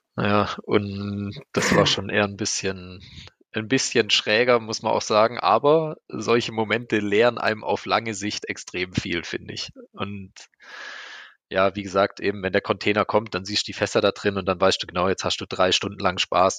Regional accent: Black Forest, Baden-Württemberg, Germany; Ich bin im Schwarzwald aufgewachsen

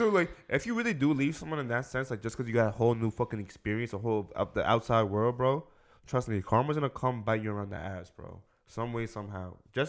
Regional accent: New York, United States; I'm happy as fuck I'm from New York, bro.

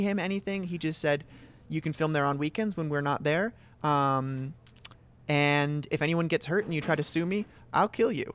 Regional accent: Reigate, Vermont, United States; born and raised in Reigate, Vermont

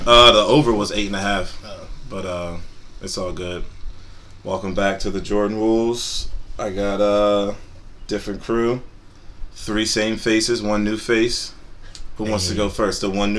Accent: London, United Kingdom; I'm from London. Got my B from London.

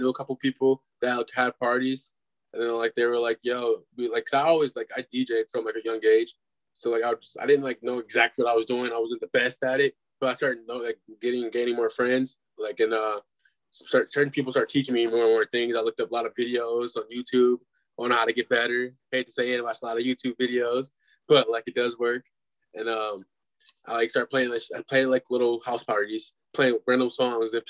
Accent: Glendale, Wisconsin, United States; also born or lived in Milwaukee; I'm from Milwaukee. I was born and raised in Milwaukee. Live on the east side now. But I actually went to school. I grew up in Glendale, Wisconsin.

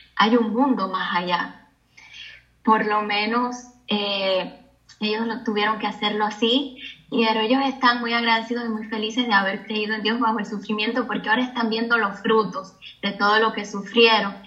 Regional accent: Cuba; yo nací en Cuba

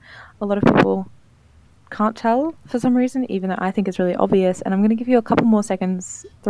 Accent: Brisbane, Queensland, Australia; I'm from Australia, more specifically Brisbane, which is why I don't have that type of tone that you would usually hear.

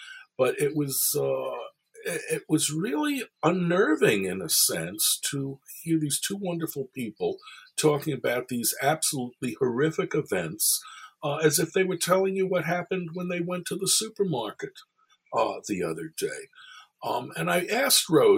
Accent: New York City, New York, United States; I'm a kid growing up in Brooklyn, New York

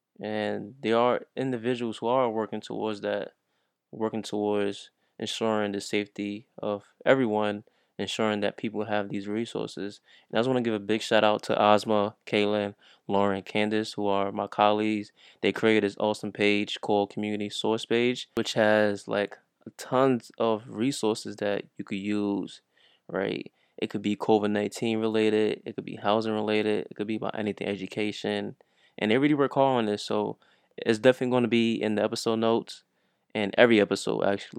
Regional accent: New York, United States; But since I'm from New York, I wanted to share my perspective.

